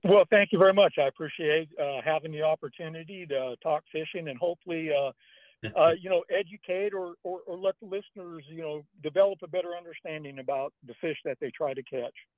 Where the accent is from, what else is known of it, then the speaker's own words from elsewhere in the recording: Northern California, United States; I was born and raised in Northern California